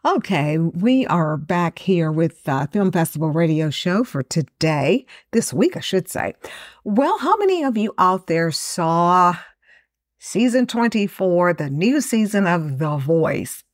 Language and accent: English; Texas, United States; I'm from Texas